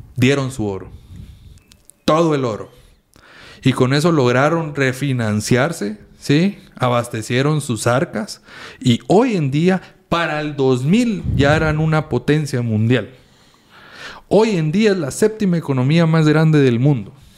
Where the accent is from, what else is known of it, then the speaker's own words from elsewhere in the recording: Guatemala; como guatemaltecos